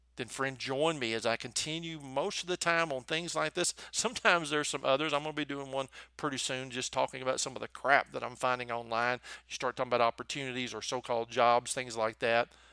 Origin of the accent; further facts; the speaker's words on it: the South, United States; accent: Southern; in case you couldn't tell from my accent, I'm from the South